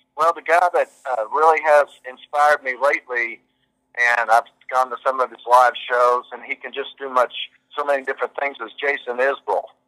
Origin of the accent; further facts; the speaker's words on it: Kentucky, United States; moved away; I came from Kentucky